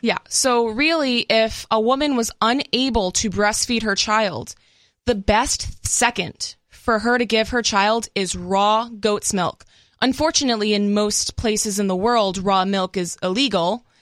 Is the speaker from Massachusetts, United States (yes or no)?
yes; Massachusetts, United States; moved away; also born or lived in California; I'm originally from Massachusetts, so I guess to me that feels more like home